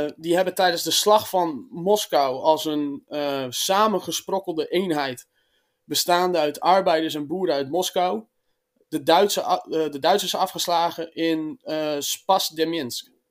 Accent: Friesland, Netherlands; Ik eh, kom uit Friesland.

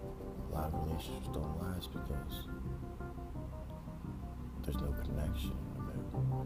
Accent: New Jersey, United States; 24. I'm from New Jersey.

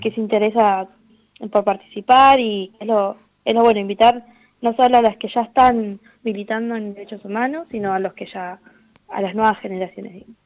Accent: Quilmes, Buenos Aires Province, Argentina; yo soy de Quilmes

